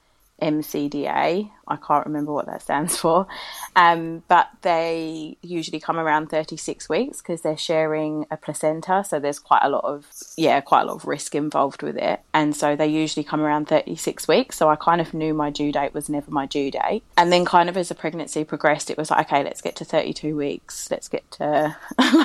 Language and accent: English; London, United Kingdom; moved away as an adult; now in Christchurch, New Zealand; I'm from London, but I've been living in Christchurch now for about nearly 4.5 years